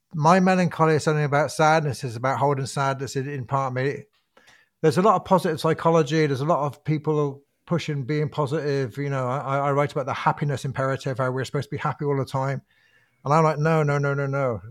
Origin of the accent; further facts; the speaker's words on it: Bristol, South West England, United Kingdom; I grew up in Bristol in, um, a kind of fir, I grew up in a council house